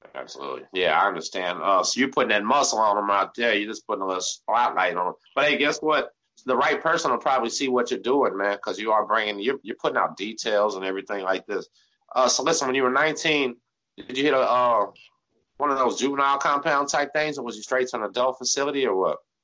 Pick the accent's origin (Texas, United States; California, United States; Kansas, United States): Texas, United States; We're from Texas